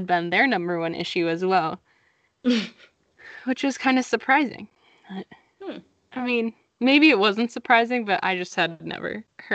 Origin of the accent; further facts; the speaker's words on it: Vermont, United States; We come from Vermont